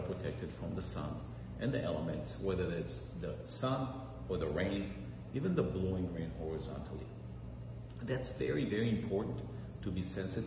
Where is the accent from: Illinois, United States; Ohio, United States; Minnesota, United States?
Minnesota, United States; Minneapolis; I grew up in Minneapolis, Minnesota